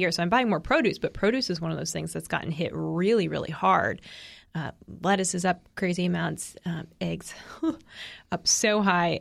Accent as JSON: {"language": "English", "town": "Boston", "region": "Massachusetts", "country": "United States", "said": "I'm from Boston"}